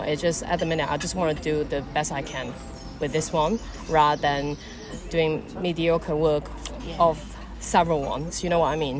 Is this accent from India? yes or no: no; Malaysia; now in Caergwrle, United Kingdom; Malay is because I'm Malaysian